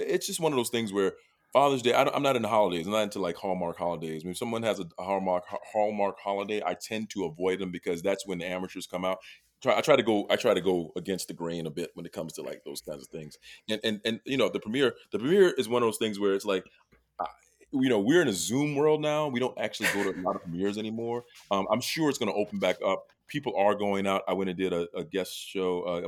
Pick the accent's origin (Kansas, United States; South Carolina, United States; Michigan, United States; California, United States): South Carolina, United States; When I was younger and growing up in South Carolina